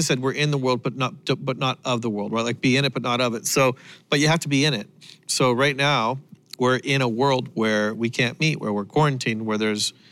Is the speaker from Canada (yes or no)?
yes; Canada; I am Canadian